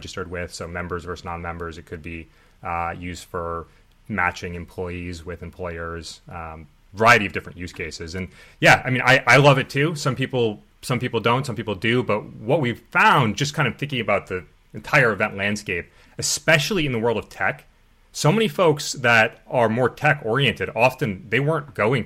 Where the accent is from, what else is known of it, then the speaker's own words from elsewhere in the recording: Boston, Massachusetts, United States; I'm from Boston